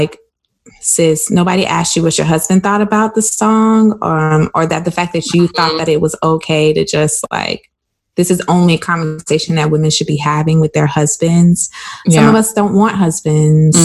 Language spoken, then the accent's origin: English; South Carolina, United States; I grew up in South Carolina. And if you couldn't tell by the way I sound, well, that's why I grew up.